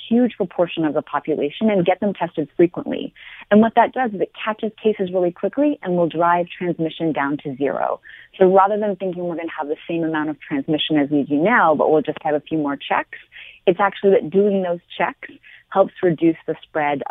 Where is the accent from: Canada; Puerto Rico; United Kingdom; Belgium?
Canada; Montreal, Quebec; moved away as an adult; now in United States; I'm originally from Montreal, and I've been in the U.S. for over 20 years now